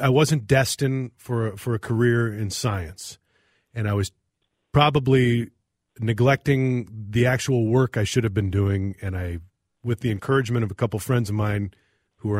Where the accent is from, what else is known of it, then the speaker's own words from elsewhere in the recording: South St. Paul, Minnesota, United States; now in Rosemount, United States; I grew up in South St. Paul